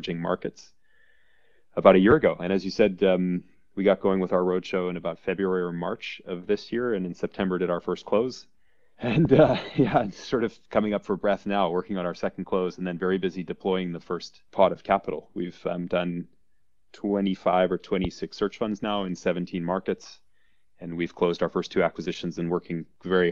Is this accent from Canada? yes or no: yes; Vancouver, British Columbia, Canada; moved away as an adult; also born or lived in Montreal / Edmonton / Toronto; I'm actually born and raised in Vancouver and grew up there, went to high school there.